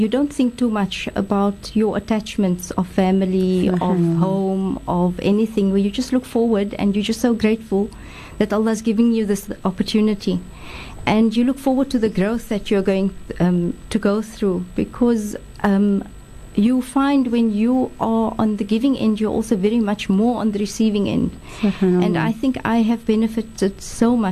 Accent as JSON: {"language": "English", "town": "Cape Town", "region": "Western Cape", "country": "South Africa", "tie": "born or raised there", "said": "I'm very Cape Townian. I was born in Cape Town and grew up here in Salt River"}